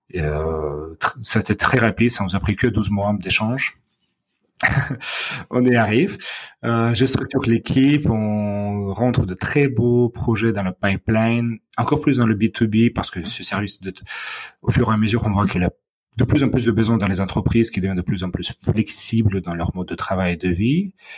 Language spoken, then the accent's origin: French; Odesa, Odesa Oblast, Ukraine; French is a second language; moved away as an adult; also born or lived in Moscow, Russia / United States; now in Paris, France; dans ma ville natale d'Odessa